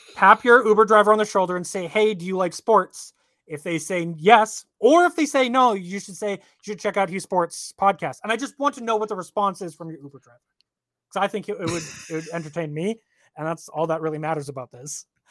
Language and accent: English; Canada; I'm Canadian.